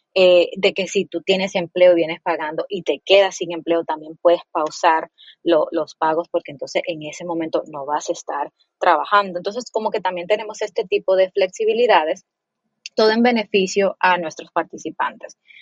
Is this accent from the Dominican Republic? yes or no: yes; Dominican Republic; moved away; also born or lived in Mexico / Colombia; yo soy dominicana